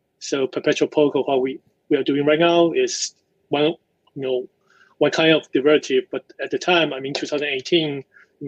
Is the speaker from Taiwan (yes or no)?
yes; Taiwan; also born or lived in United States; I grew up in Taiwan